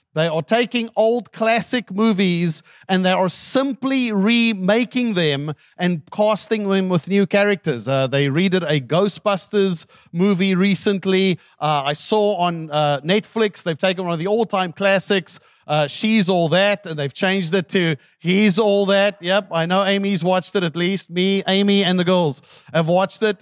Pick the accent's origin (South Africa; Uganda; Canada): South Africa; English is a second language; moved away; my wife lived with me in South Africa for ten years. And she still does not have a grasp of my native tongue